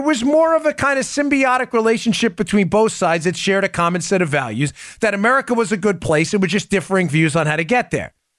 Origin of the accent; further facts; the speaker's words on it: New York, United States; Growing up in New York